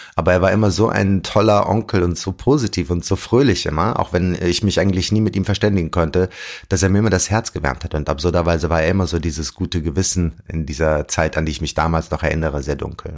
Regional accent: Wuppertal, North Rhine-Westphalia, Germany; also born or lived in Jeddah, Saudi Arabia / Amman, Jordan; Das heißt, ich bin drei Jahre alt gewesen, als ich nach Deutschland kam und dann bin ich in Wuppertal aufgewachsen

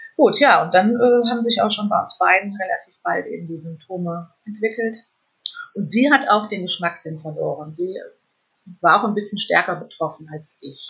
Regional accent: Fulda, Hesse, Germany; moved away; in meine alte Heimat nach Fulda

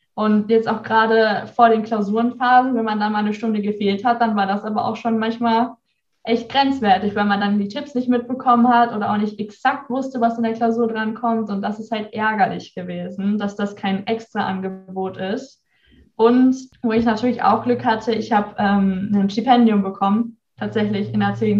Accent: near Bielefeld, North Rhine-Westphalia, Germany; moved away as an adult; now in Bremerhaven, Germany; ich habe ja eigentlich mein ganzes Leben in äh, Nordrhein-Westfalen verbracht, in der Nähe von Bielefeld. Und ja, ich bin in so einem, ich würde mal sagen, Dörfchen aufgewachsen

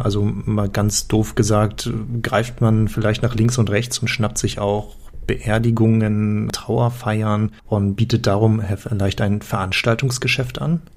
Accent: Schleswig-Holstein, Germany; now in Hanover, Germany; Ich komme ja aus dem Norden, aus der schönen Region von Hannover und ursprünglich aus Schleswig-Holstein.

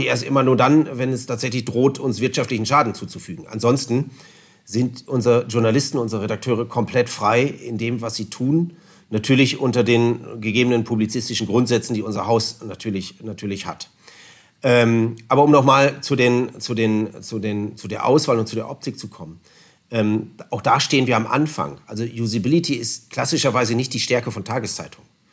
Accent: Northern Germany, Germany; now in Allgäu, Germany; Ich komme ja nun aus Norddeutschland.

